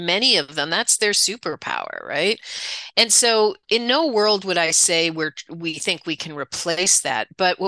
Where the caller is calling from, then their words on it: Toronto, Ontario, Canada; I'm at my home office just outside Toronto